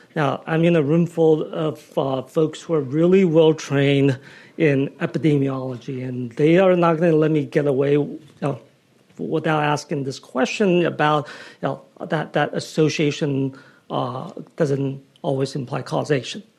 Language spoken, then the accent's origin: English; California, United States; as a Californian